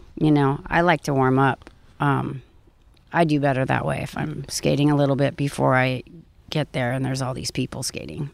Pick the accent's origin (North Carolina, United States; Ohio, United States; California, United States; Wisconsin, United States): California, United States; Orange County; I grew up in Orange County